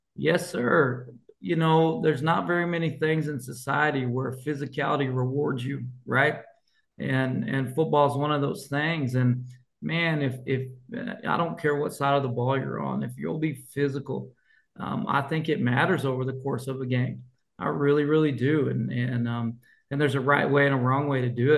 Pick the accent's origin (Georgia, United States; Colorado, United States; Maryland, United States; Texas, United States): Colorado, United States; moved away; I grew up in Colorado at Revere High School